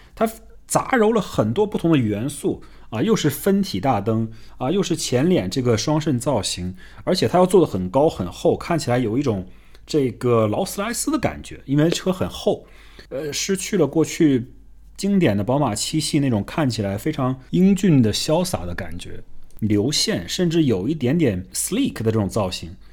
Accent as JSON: {"language": "Chinese", "country": "China", "said": "我们中国人"}